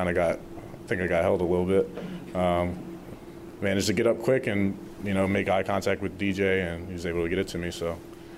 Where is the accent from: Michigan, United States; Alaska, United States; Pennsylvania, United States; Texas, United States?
Pennsylvania, United States; Philadelphia; being from Philly, growing up in Philly